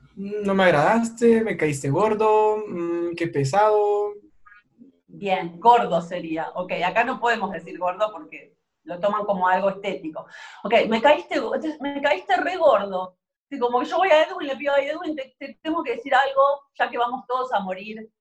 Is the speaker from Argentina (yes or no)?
yes; Argentina; soy argentina